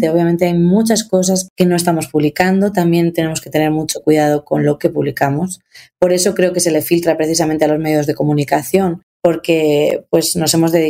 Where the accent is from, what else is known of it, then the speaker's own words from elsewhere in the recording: Spain; now in Mexico; yo llevo ocho años en México, soy española